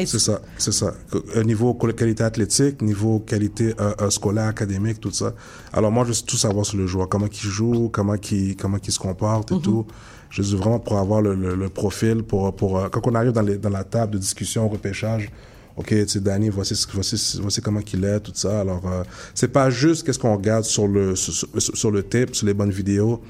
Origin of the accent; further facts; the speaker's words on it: Montreal, Quebec, Canada; also born or lived in Ottawa; Je suis natif de Montréal-Nord